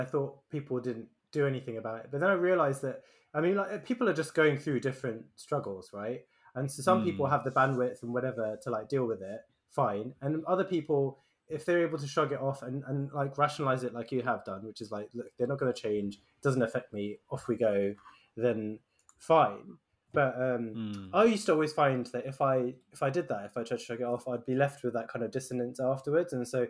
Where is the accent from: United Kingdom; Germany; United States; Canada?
United Kingdom; especially, like, being a Brit, right?